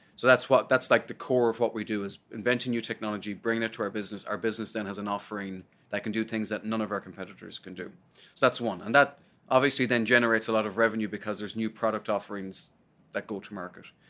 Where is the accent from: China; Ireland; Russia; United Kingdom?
Ireland; Sligo, Connacht; moved away as an adult; now in United States; I'm from Sligo, and I remember standing in the back of my you know, the, the backyard and the house in Sligo